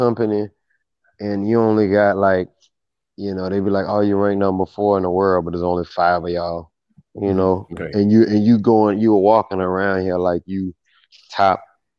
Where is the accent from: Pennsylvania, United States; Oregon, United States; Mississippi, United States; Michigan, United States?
Mississippi, United States; moved away; I'm from Mississippi, and when I was living there, everybody had pretty much that same demeanor